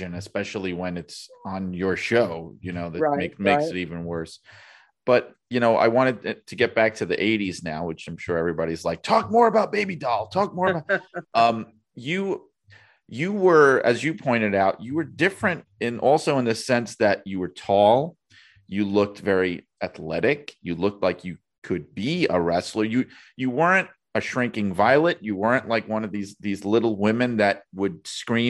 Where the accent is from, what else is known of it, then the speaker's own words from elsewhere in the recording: New York City, New York, United States; moved away as an adult; now in Connecticut, United States; I grew up in Brooklyn, New York, and now I'm stuck out in Connecticut